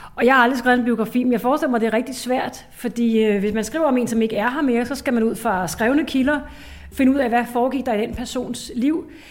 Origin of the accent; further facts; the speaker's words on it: Ishøj, Capital Region of Denmark, Denmark; hvordan var min barndom i Ishøj?